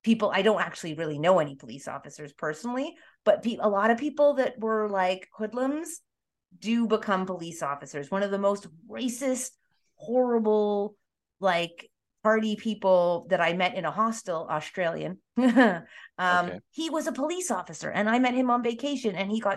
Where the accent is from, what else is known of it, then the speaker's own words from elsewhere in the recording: Toronto, Ontario, Canada; I'm from Toronto.